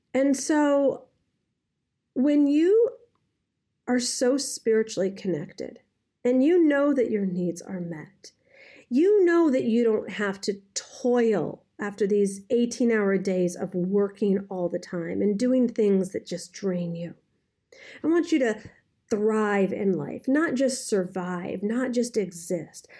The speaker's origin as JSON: {"language": "English", "town": "Detroit", "region": "Michigan", "country": "United States", "said": "I, I, I'm from Detroit"}